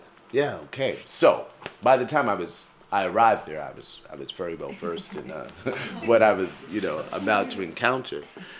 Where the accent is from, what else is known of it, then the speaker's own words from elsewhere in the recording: United States; But I grew up in America, where things are often segregated into the idea of black and white